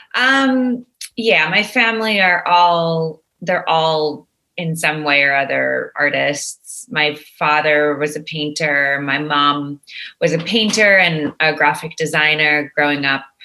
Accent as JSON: {"language": "English", "town": "Montreal", "region": "Quebec", "country": "Canada", "moved": "yes", "lives_now": "Toronto, Canada", "said": "I'm a Montrealer living yeah. in Toronto"}